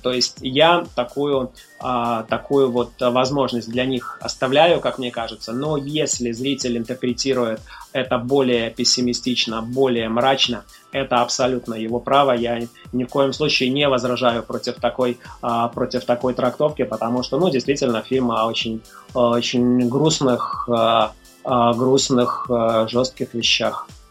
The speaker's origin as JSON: {"language": "Russian", "town": "Mogilev", "region": "Mogilev Region", "country": "Belarus", "tie": "born or raised there", "moved": "yes", "said": "в моем родном городе, в Могилеве"}